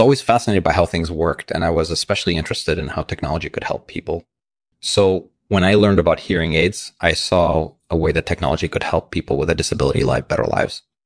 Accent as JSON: {"language": "English", "country": "Russia", "tie": "born or raised there", "said": "I grew up in Russia"}